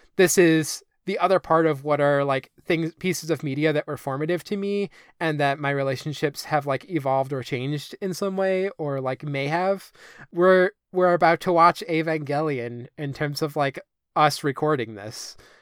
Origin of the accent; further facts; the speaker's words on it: United States; I'm this American at this Icelandic youth center